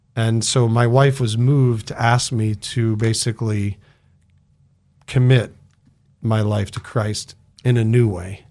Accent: Connecticut, United States; now in Idaho, United States; I grew up in Connecticut

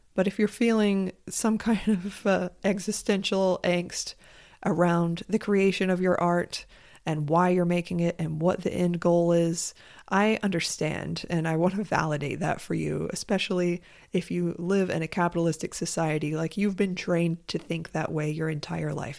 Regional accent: United States; I am an American, and I have lived soaked in capitalism my entire life

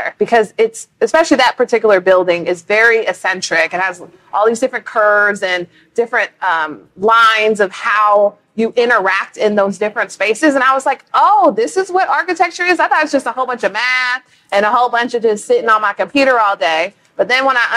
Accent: Bay Area, California, United States; moved away as an adult; now in Houston, United States; I'm originally from California, from the Bay Area.

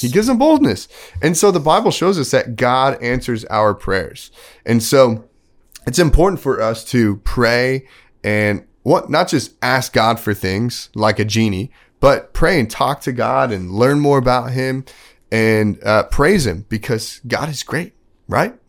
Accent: Texas, United States; moved away; also born or lived in Kansas; I grew up in Texas, then I moved to Kansas

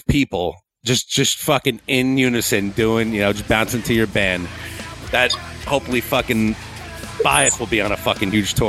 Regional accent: New Jersey, United States; So we're from Jersey.

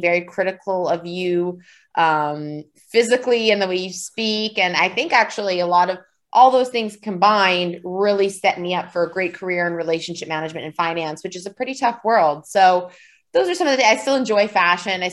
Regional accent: Vancouver, British Columbia, Canada; I grew up in Vancouver, Canada.

